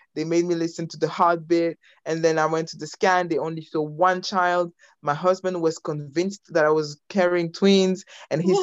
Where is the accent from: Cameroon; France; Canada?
France; moved away as an adult; also born or lived in Belgium / United States; now in United Kingdom; I am Congolese. Uh, I was born in Belgium. I grew up in France. I, I studied in the US and I followed my husband in the UK.